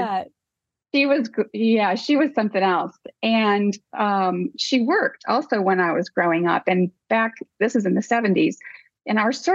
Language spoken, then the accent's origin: English; Rockford, Illinois, United States; moved away as an adult; also born or lived in Dubuque, Iowa; Outside Chicago, about an hour outside Chicago. Mm-hmm. And Rockford, Illinois is the city